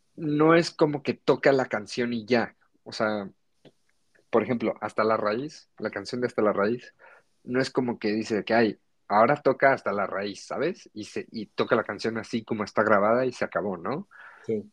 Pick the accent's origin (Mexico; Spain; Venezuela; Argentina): Mexico; born or raised there